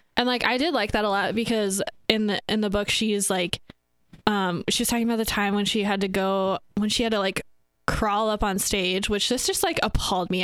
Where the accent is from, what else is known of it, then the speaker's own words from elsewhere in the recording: Northwest Iowa, United States; I am from Northwest Iowa